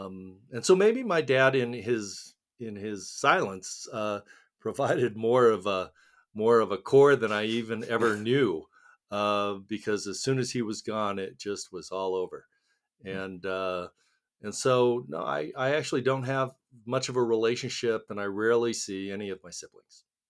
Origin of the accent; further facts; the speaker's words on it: Littleton, Colorado, United States; also born or lived in Seoul, Korea; I grew up in Littleton, Colorado